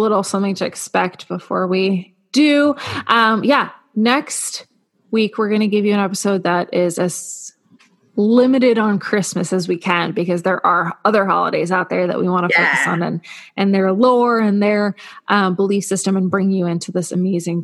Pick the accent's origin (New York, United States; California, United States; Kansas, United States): New York, United States; New York City; I grew up in Brooklyn. I'm from a Soviet family